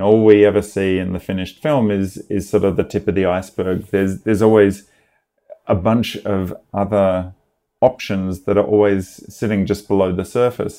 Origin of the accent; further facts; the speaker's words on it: Australia; now in Los Angeles, United States; I'm, I'm Australian. I grew up in Australia